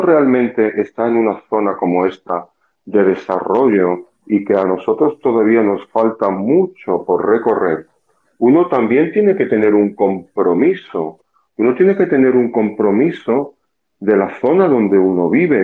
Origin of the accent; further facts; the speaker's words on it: Costa del Sol, Andalusia, Spain; moved away as an adult; now in Punta Cana, Dominican Republic; Yo en España trabajaba, soy del sur, de la Costa del Sol